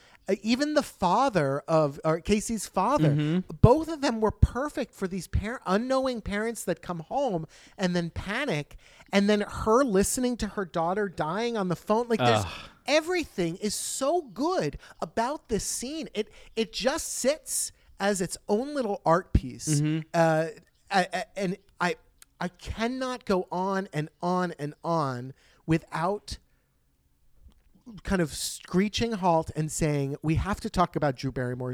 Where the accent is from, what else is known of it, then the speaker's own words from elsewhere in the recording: Sweden; English is a second language; I'm from Sweden.